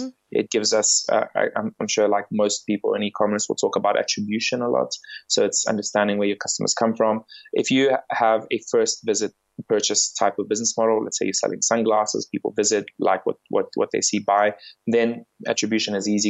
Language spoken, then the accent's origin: English; South Africa; moved away as an adult; also born or lived in England; now in London, United Kingdom; I grew up in South Africa